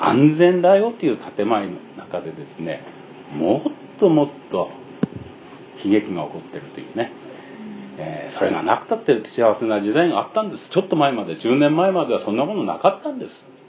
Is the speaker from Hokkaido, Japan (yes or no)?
yes; Abashiri, Hokkaido, Japan; moved away; 私のふるさとです